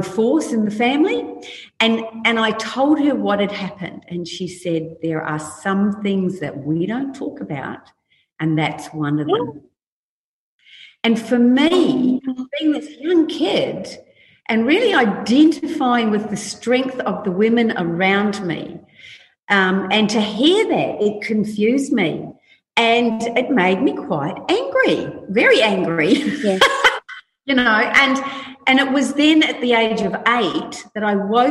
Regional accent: New Plymouth, Taranaki, New Zealand; I grew up in New Zealand in a little country town called Plymouth

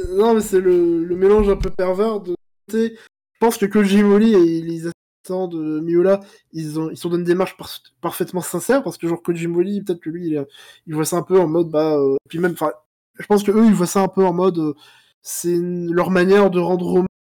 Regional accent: France; je suis français

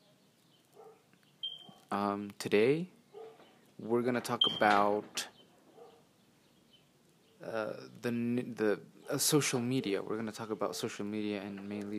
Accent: Ciudad Juárez, Chihuahua, Mexico; I'm from Mexico, Juarez City in the state of Chihuahua.

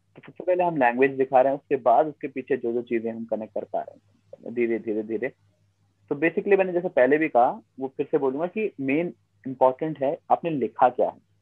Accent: Uttarakhand, India; हमारे लोकल लोग हैं जो हमारे उत्तराखंड की जो जनसंख्या है

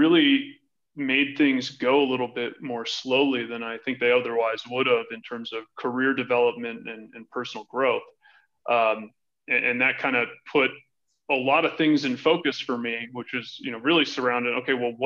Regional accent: Oahu, Hawaii, United States; moved away as an adult; now in Denver, United States; I'm originally from Hawaii. I was born and raised there, and I left the island of Oahu when I was 18.

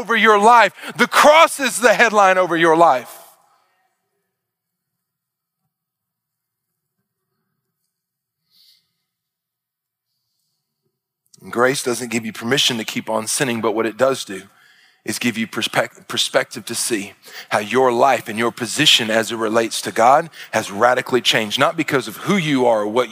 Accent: Arkansas, United States; I'm from Arkansas

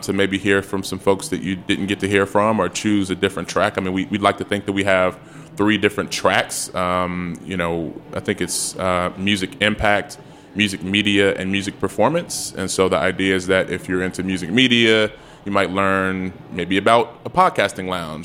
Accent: Chicago, Illinois, United States; now in Washington, D.C., United States; I'm from Chicago.

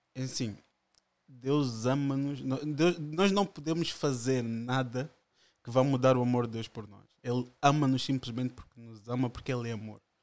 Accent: Margem Sul, Lisbon, Portugal; also born or lived in Angola; vivo cá desde 5 anos

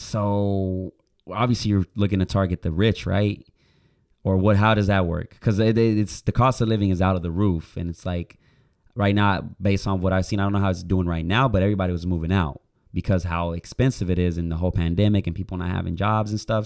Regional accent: Puerto Rico; moved away as an adult; now in Oklahoma, United States; I grew up in Puerto Rico, then I moved it to Oklahoma, which I've been living there for seven years

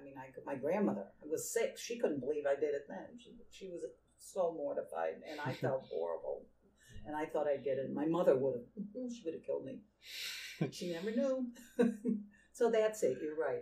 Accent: New England, United States; accent: New England; After all these years. They still say, okay, where are you from in New England?

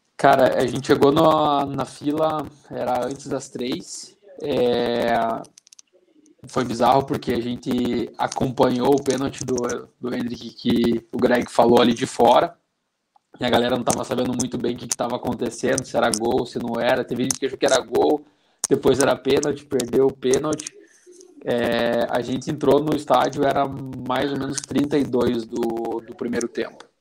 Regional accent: Castro, Paraná, Brazil; now in Curitiba, Brazil; eu não sou de Curitiba, não né? sou de Castro, que é um, uma cidade aqui do interior, mas eu vivo aqui há quase 15 anos

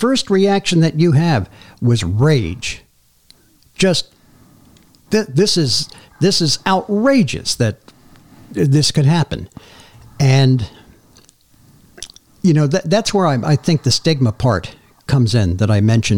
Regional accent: Madison Park, New Jersey, United States; I grew up here in Madison Park. And I had such a good life here in this community that I'm back

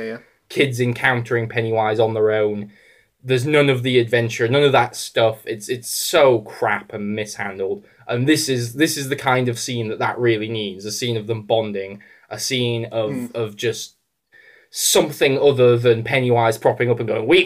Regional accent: England, United Kingdom; as an English person

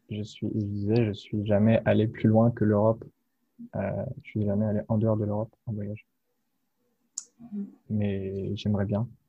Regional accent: France; also born or lived in Nantes; j'ai 22 ans, euh, bientôt 23. Et j'habite en France, je suis français, voilà. J'habite euh, dans l'ouest de la France, dans une ville qui s'appelle Nantes. Et je suis là pour euh, finir mes études à Nantes.

